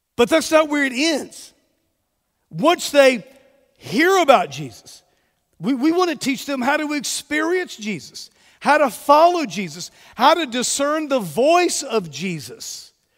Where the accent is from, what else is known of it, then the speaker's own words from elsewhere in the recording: Mobile, Alabama, United States; moved away as an adult; also born or lived in Texas / Georgia / Jacksonville, Florida; We are originally from Mobile